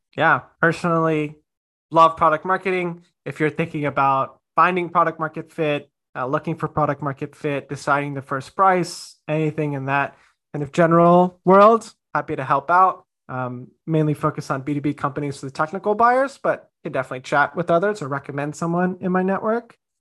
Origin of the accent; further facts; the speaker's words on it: India; as an Indian